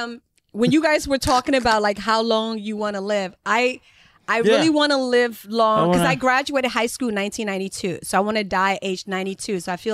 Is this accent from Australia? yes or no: no; Liberia; Speaking of television, when we were growing up in Liberia, like if your house didn't have TV, of course you go to your friends to watch TV, but they would like charge you 10 cents.